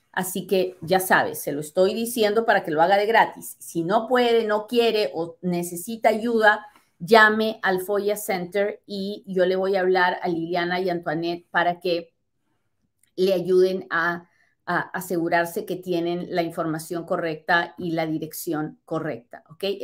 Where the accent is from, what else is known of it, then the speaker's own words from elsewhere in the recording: El Salvador; now in Mexico; Estoy en México, vine a Estados Unidos, soy salvadoreña, con esposo residente desde hace dos años.